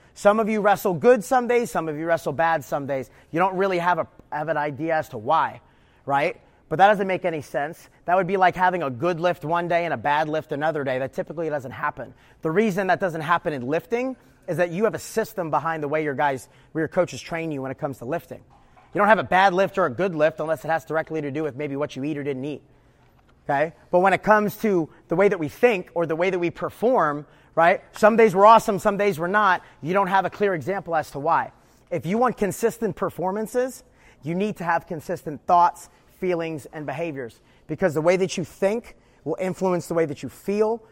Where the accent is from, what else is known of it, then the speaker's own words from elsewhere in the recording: New York, United States; moved away as an adult; also born or lived in Houston / East Coast; I grew up wrestling in New York